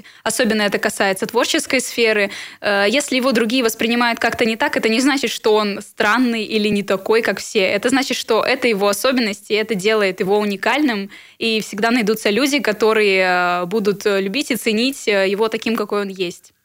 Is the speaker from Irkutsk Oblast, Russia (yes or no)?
yes; Irkutsk, Irkutsk Oblast, Russia; Да, я иркутянка. С детства здесь живу, и ну, этот город мне родной